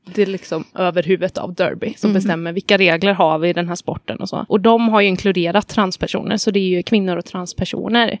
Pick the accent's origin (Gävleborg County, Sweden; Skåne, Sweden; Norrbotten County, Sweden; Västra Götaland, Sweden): Västra Götaland, Sweden; Gråbo; moved away as an adult; now in Gothenburg, Sweden; jag är uppvuxen i Gråbo, men bor i Göteborg sedan kanske fem år tillbaka